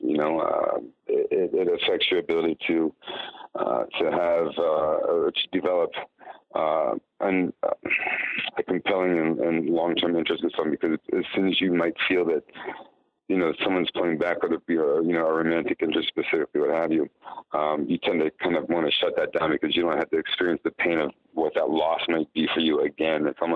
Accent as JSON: {"language": "English", "town": "York", "region": "Pennsylvania", "country": "United States", "tie": "born or raised there", "also_born_or_lived": "Washington, D.C. area / Virginia / Bethesda, Maryland / Miami Beach, Florida", "moved": "as an adult", "lives_now": "Chicago, United States", "said": "I grew up in York, Pennsylvania."}